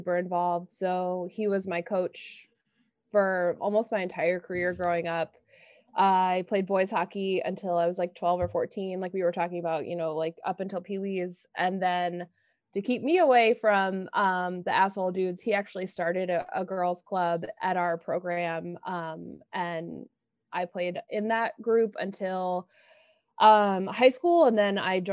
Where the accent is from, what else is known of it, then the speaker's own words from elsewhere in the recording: Princeton, New Jersey, United States; I grew up in New Jersey, right around Princeton.